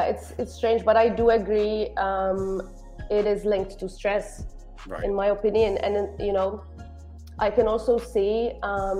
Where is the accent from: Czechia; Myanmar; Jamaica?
Czechia; moved away as an adult; now in Malta; I'm from Czech Republic